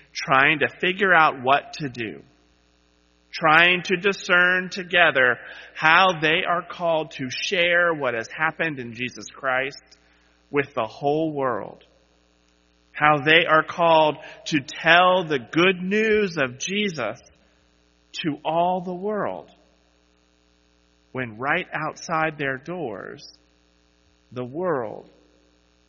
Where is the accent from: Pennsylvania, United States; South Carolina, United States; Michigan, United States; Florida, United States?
South Carolina, United States; Charleston; When I was in high school, a Category 4 hurricane blew through my hometown of Charleston, South Carolina